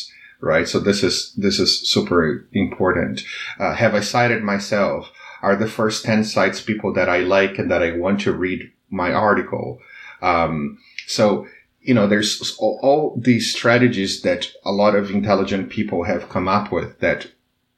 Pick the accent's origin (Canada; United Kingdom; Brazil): Brazil; English is a second language; I knew from a very early age that in Brazil, that if I didn't speak English, I wouldn't be able to climb the social ladder.